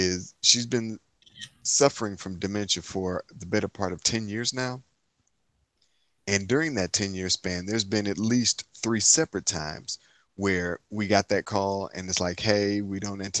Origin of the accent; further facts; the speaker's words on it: Inkster, Michigan, United States; I'm from Inkster, Michigan, city outside of Detroit